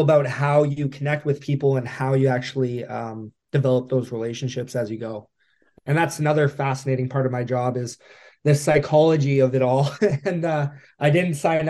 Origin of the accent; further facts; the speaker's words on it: Whitehorse, Yukon, Canada; now in Edmonton, Canada; Born and raised, yes, Whitehorse, Yukon.